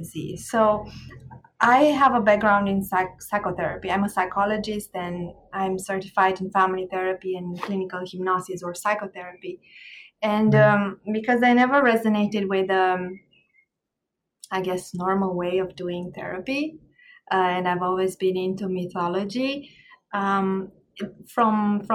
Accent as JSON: {"language": "English", "country": "Romania", "tie": "born or raised there", "also_born_or_lived": "Ireland", "moved": "as an adult", "lives_now": "Jamaica", "said": "I was born in Romania and I grew up in Romania, in Eastern Europe. I left my country in my 30s and I moved to Ireland for a little bit before Jamaica"}